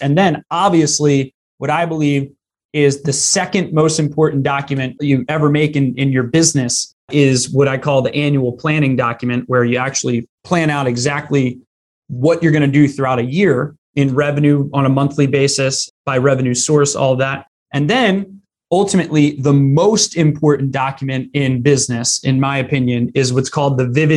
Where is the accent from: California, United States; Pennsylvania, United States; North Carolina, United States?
Pennsylvania, United States; Philadelphia; I grew up right in the Philly area